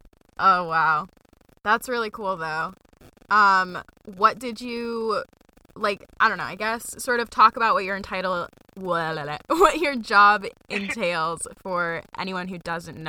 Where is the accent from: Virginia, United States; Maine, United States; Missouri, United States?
Maine, United States; now in North Carolina, United States; I was like, I'm from Maine. It's not cold in the South.